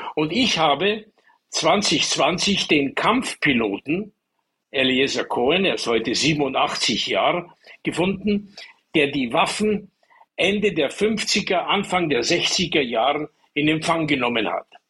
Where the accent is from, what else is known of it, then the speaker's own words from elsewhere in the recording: Munich, Bavaria, Germany; ich bin ja in München aufgewachsen